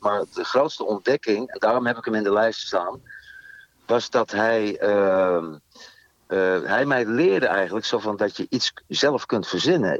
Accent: Veenendaal, Utrecht, Netherlands; ik kom uit Veenendaal

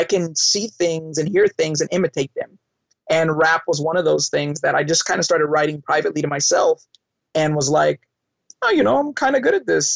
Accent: Long Beach, California, United States; growing up in Long Beach, California, I grew up around rap and hip hop

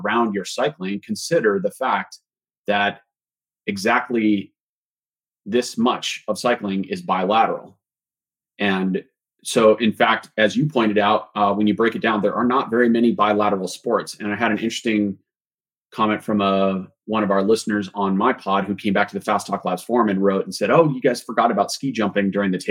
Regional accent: Boulder, Colorado, United States; I grew up in Boulder

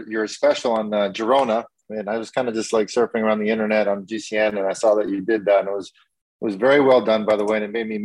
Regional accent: New York City, New York, United States; moved away as an adult; I was from Queens, New York

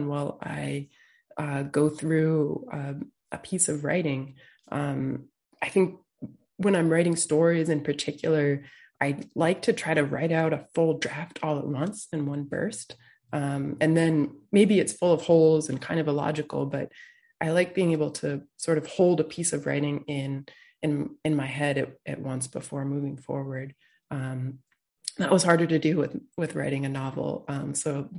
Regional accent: Peterborough, New Hampshire, United States; moved away; I grew up in the town of Peterborough

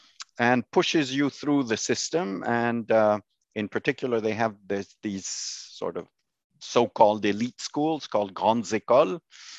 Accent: Tangier, Tanger-Tetouan-Al Hoceima, Morocco; No, I grew up in Tangiers in Morocco.

